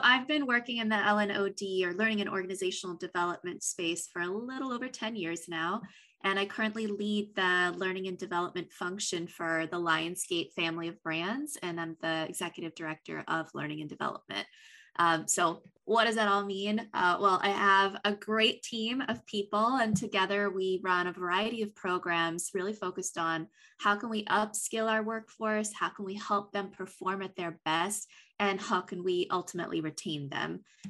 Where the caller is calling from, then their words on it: Los Angeles, California, United States; I am joining you from Los Angeles, sunny Los Angeles.